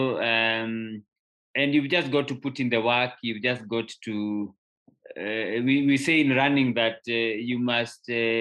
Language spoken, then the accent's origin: English; Kikuyu, Kiambu County, Kenya; I grew up in a little town called Kikuyu in Kenya